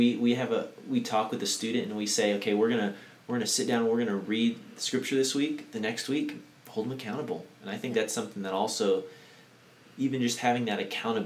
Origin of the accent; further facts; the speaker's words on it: United States; we as maybe American Christians